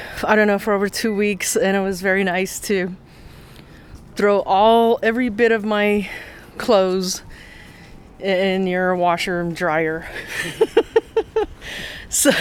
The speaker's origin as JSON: {"language": "English", "region": "Navajo from the Southwest", "country": "United States", "said": "Even though I'm Navajo from the Southwest, I'm also part Oneida Iroquois"}